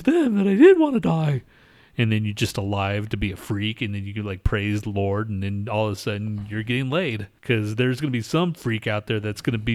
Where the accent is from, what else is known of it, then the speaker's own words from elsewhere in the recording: United States; I'm American